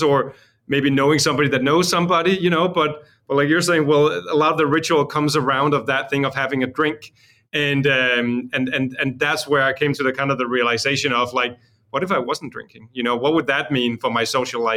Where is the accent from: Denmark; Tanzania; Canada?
Denmark; Copenhagen, Capital Region of Denmark; also born or lived in Los Angeles; I'm from Copenhagen, Denmark.